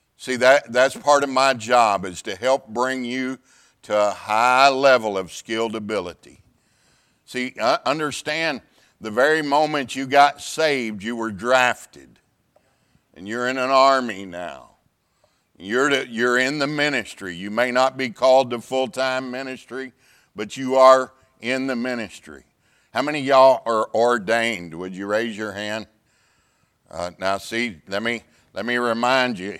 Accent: Pasadena, Texas, United States; I grew up in the Houston area in a town called Pasadena, Texas

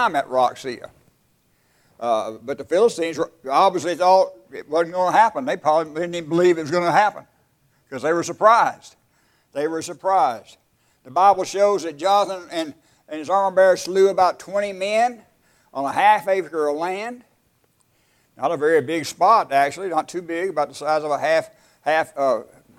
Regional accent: West Texas, United States; where I was raised in West Texas.

